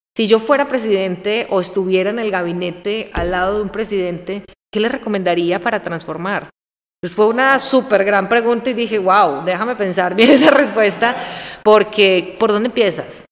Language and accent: Spanish; Armenia, Quindío, Colombia; moved away as an adult; now in Mexico; Yo nací ahí, soy armenia, de Armenia, ¿vale? soy cuyabra. Y tomamos café. Entonces tomo café desde niña